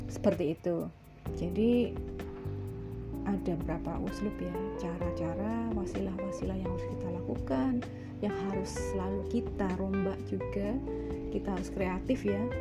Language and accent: Indonesian; East Java, Indonesia; kalau saya sendiri sebagai orang Jawa ya Jawa Timuran